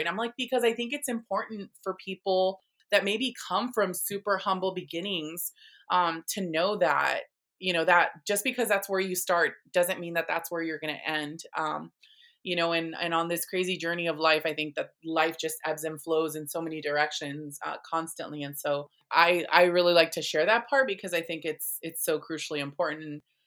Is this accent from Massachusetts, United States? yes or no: no; National City, California, United States; I grew up in, um, in San Diego County, I was, um, born and raised here